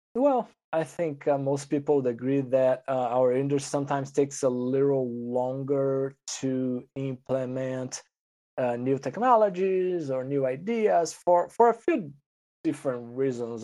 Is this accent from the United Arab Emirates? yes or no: no; Brazil; moved away as an adult; I'm originally from Brazil. I went to the vet school there